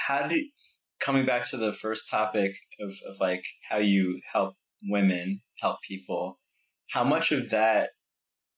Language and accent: English; New York, United States; moved away; I grew up in New York